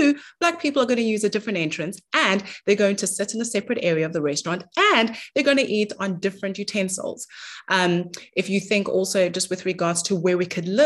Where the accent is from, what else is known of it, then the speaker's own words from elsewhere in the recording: South Africa; I was born in South Africa